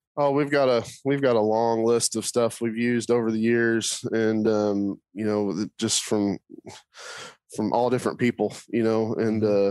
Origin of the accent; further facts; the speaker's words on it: Oklahoma, United States; I grew up in Oklahoma